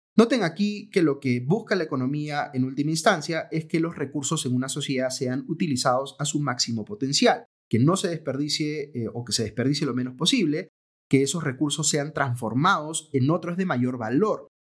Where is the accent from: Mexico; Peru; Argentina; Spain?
Peru